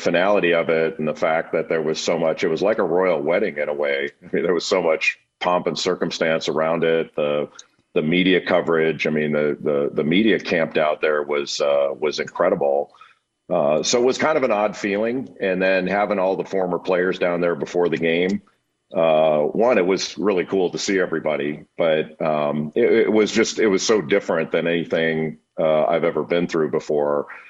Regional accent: Los Angeles, California, United States; when I was always really sensitive growing up in Los Angeles to the John Wooden discussion of the greatest of all time

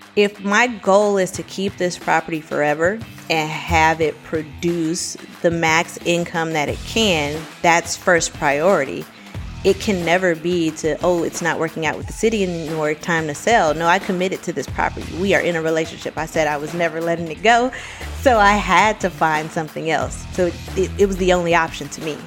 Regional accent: Miami, Florida, United States; now in Orlando, United States; I'm originally from Miami, Florida, currently living in Orlando.

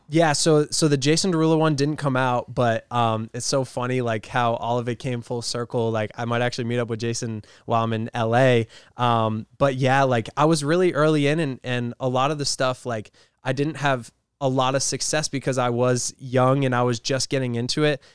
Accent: Rhode Island, United States; I'm from Rhode Island

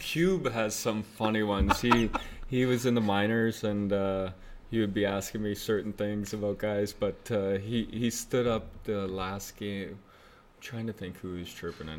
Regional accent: Oakville, Ontario, Canada; moved away as an adult; I grew up in Oakville

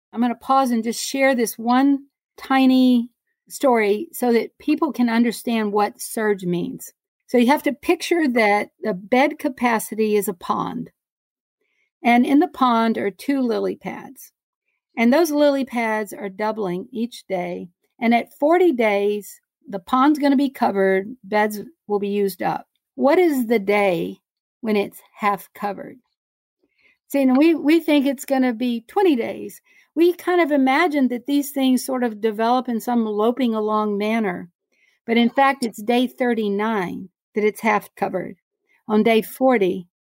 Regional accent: Beaumont, Texas, United States; now in Houston, United States; growing up in Beaumont, Texas

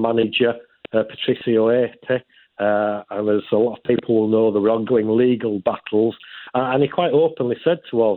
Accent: Yorkshire and the Humber, United Kingdom; my home county of Yorkshire

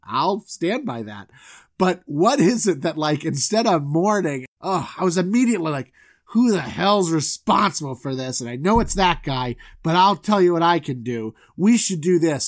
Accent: Southwest Florida, United States; also born or lived in Orlando; I'm from Southwest Florida

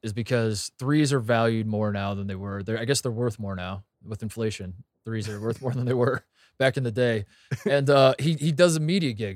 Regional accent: Indianapolis, Indiana, United States; growing up in Indy

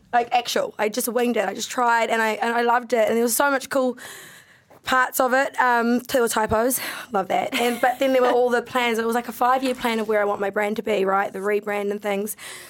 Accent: United Kingdom; But I really want a Mercedes because I'm a British bitch.

